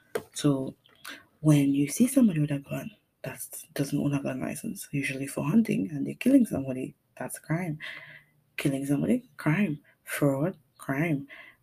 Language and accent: English; Trinidad & Tobago; Now, for people who are listening who don't know where I'm from Trinidad and Tobago. I don't sound like a Trinidadian person all the time because I was raised by an English teacher and a father who practically was raised to be British.